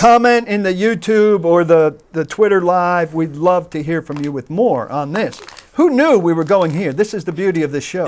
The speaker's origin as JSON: {"language": "English", "region": "New York area", "country": "United States", "tie": "born or raised there", "said": "I grew up in the New York area"}